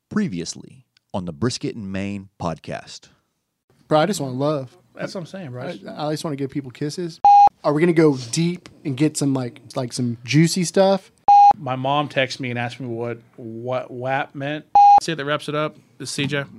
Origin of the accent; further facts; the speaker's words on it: Grand Prairie, Texas, United States; we're born and raised in Grand Prairie.